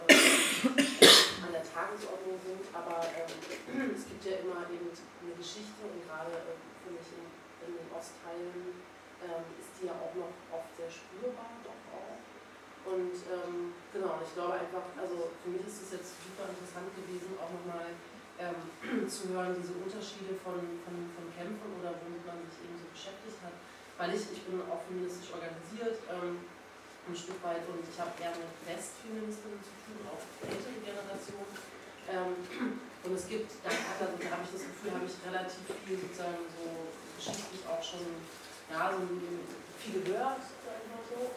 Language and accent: German; East Germany, Germany; ich komme auch aus dem Osten sozusagen